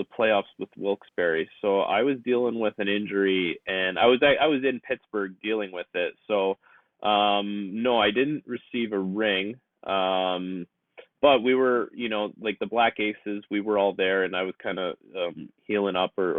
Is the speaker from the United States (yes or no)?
no; Toronto, Ontario, Canada; growing up in Toronto